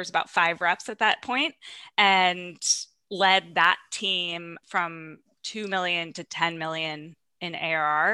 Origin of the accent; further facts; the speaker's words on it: Long Island, New York, United States; I'm from Long Island.